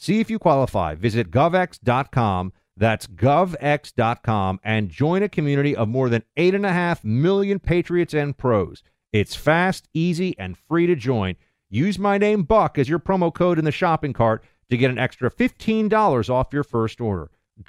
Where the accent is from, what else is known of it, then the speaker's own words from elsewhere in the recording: New York, United States; Thank you for calling in from my home state of New York.